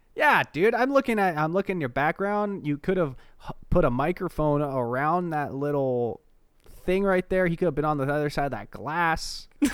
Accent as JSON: {"language": "English", "region": "Oregon", "country": "United States", "said": "I'm from Oregon"}